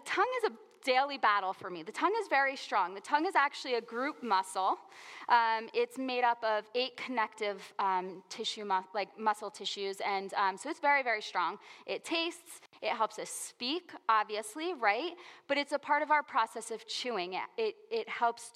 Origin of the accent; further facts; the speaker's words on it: New Jersey, United States; I grew up in New Jersey. We like colorful language here, right?